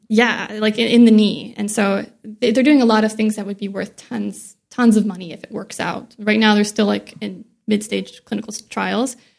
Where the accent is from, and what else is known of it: near Joplin, Missouri, United States; born or raised there; now in San Diego, United States